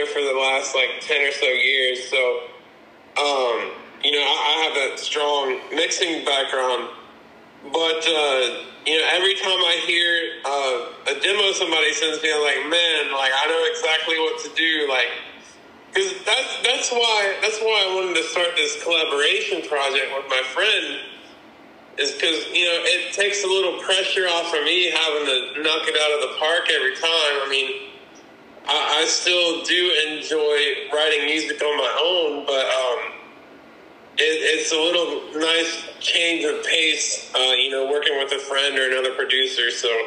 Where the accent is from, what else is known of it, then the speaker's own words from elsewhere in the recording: the Carolinas, United States; now in Charlotte, United States; I am from the Carolinas. I'm in based in Charlotte.